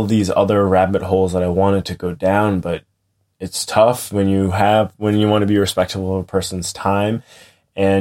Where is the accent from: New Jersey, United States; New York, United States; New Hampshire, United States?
New Hampshire, United States; moved away as an adult; also born or lived in Boston; now in Coopersburg, United States; I grew up in New Hampshire